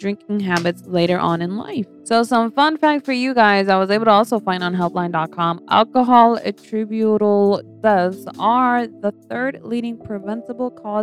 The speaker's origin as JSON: {"language": "English", "country": "United States", "tie": "born or raised there", "said": "I was born in the States"}